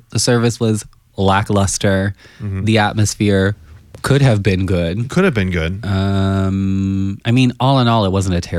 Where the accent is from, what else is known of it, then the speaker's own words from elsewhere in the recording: Henderson, Nevada, United States; I'm from Henderson.